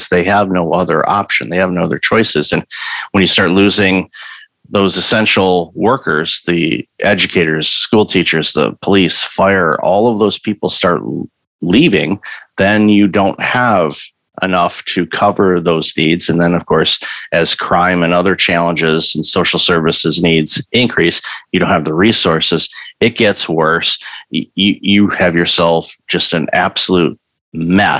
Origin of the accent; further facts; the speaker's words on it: Michigan, United States; moved away; I grew up in Michigan